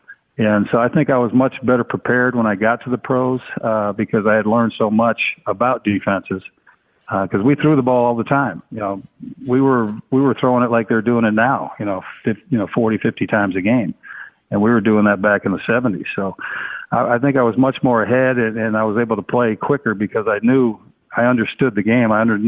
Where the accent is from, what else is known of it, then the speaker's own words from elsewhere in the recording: San Jose, California, United States; I mean, especially growing up in San Jose. You know, I grew up with the Brothers and the Mexicans.